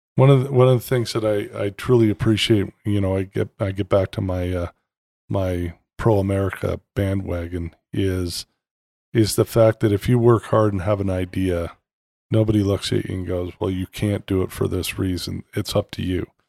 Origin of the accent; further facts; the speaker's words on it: Canada; moved away; I'm also Canadian by birth